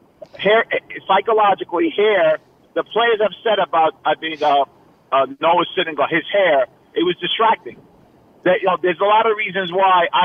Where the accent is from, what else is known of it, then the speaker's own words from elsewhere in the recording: New York City, New York, United States; moved away as an adult; also born or lived in Iowa; now in Westchester County, United States; I'm away from the Bronx, I'm a boys club product